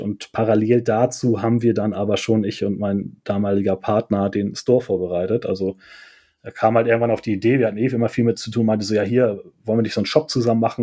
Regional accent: Germany; ich bin südlich von Hamburg geboren und auch aufgewachsen

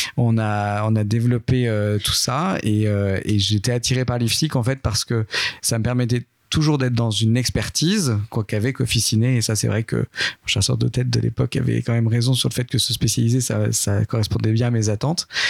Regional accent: Châtellerault, Nouvelle-Aquitaine, France; moved away as an adult; also born or lived in Tours; je viens pas de Lyon, mais je viens plutôt de Nouvelle-Aquitaine. J'étais dans une ville euh, qui s'appelle Châtellerault

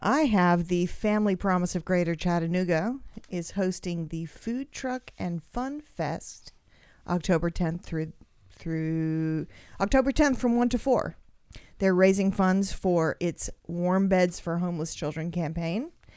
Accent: Australia; moved away; I grew up in Australia

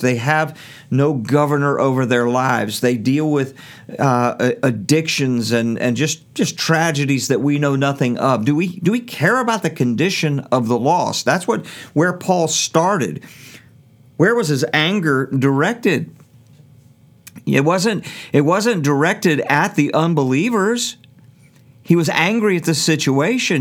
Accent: Norfolk, Virginia, United States; I was raised in Norfolk public schools

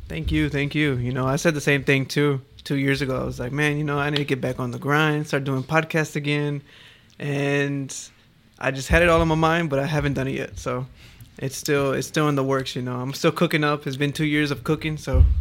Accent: Houston, Texas, United States; now in Melbourne, Australia; I'm from, I'm from Houston, bro. I ain't from Australia

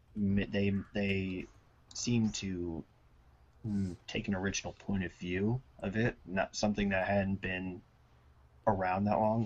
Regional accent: Maryland, United States; moved away as an adult; now in Massachusetts, United States; I'm from Maryland

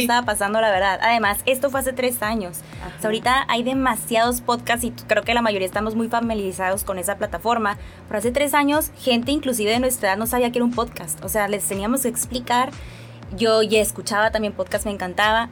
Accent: Mexicali, Baja California, Mexico; Soy cachanilla, nací aquí en Mexicali, Baja California.

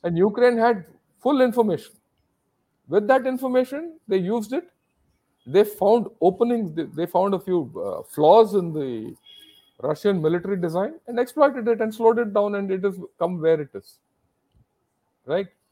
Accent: India; I am an Indian.

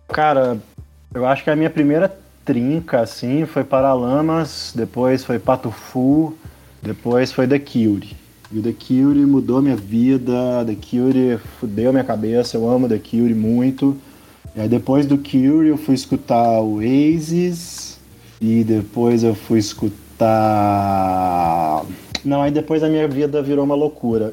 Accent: Belo Horizonte, Minas Gerais, Brazil; also born or lived in Juiz de Fora; Eu cresci na Concórdia aqui em Belo Horizonte

